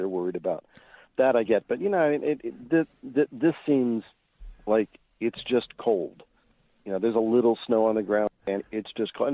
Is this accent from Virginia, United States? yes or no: yes; Northern Virginia, United States; moved away as an adult; now in Denver, United States; I grew up in Northern Virginia